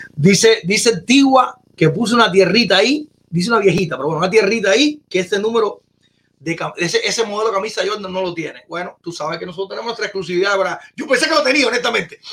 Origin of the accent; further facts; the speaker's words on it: Cuba; somos cubanos